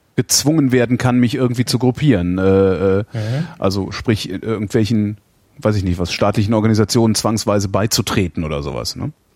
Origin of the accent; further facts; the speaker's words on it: West Germany, Germany; ich komme nicht aus der DDR, sondern aus der Bundesrepublik, aus der alten